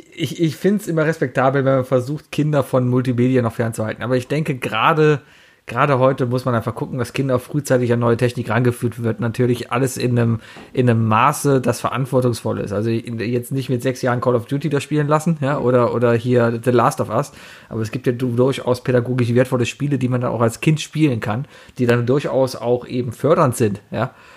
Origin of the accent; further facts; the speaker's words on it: Cologne, North Rhine-Westphalia, Germany; ich bin ja auch Kölner, also ich bin ja hier geboren und hier aufgewachsen